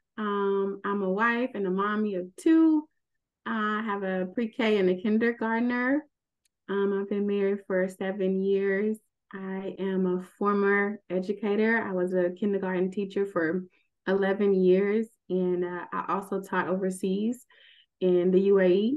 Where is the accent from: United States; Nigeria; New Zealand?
United States; Houston, Texas; moved away; also born or lived in Abu Dhabi; I'm from Houston